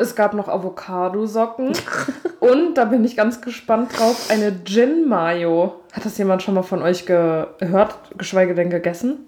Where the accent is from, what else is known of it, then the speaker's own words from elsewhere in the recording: Germany; moved away; da, wo ich herkomme, aus dem Berzenwald